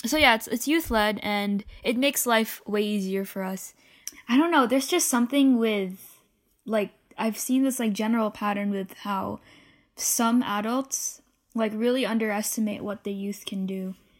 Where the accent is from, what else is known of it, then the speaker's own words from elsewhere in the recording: Philippines; moved away; in my home country, um, the Philippines